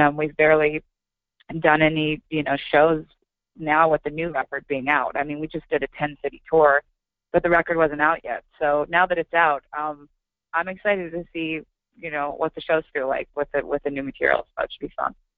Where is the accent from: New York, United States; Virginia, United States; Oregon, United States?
Oregon, United States; I'm playing tonight in my hometown uh, in Oregon